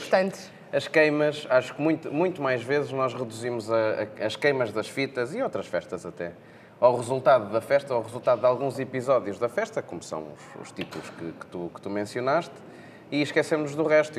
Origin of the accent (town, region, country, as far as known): Portugal